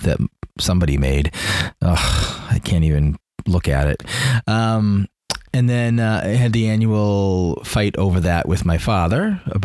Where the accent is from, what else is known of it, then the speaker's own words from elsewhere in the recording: Reading, Massachusetts, United States; We grew up in Reading